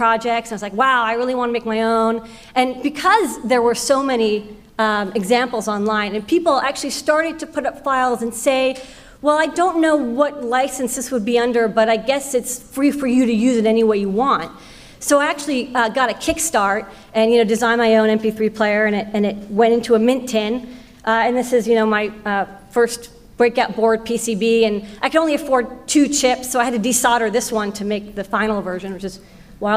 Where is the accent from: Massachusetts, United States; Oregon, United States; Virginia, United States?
Massachusetts, United States; Boston; I grew up in Boston